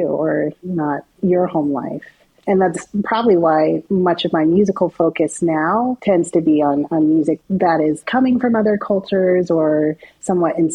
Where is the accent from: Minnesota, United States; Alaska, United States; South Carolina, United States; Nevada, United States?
Alaska, United States; Anchorage; moved away; I was raised in Anchorage, Alaska.